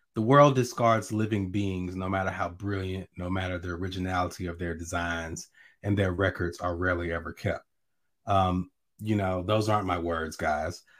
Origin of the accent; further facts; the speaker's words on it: Natchez, Mississippi, United States; I'm from Natchez, so I'm from where Richard Wright was born